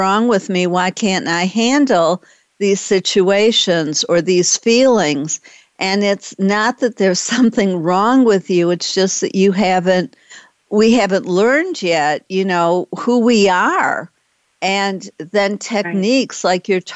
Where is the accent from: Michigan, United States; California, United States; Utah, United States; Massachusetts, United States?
Michigan, United States; Detroit; also born or lived in Boston; now in Dallas, United States; I used to live in Boston, and I was born in Detroit, so I'm in Dallas now